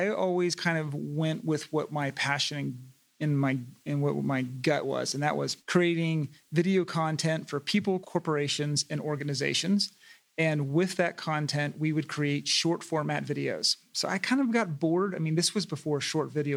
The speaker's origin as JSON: {"language": "English", "region": "East Coast", "country": "United States", "also_born_or_lived": "Los Angeles", "moved": "as an adult", "lives_now": "Coachella Valley, United States", "said": "I was from the East Coast"}